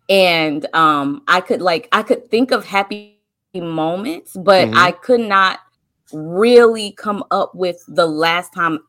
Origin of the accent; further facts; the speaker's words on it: North Carolina, United States; I'm from North Carolina.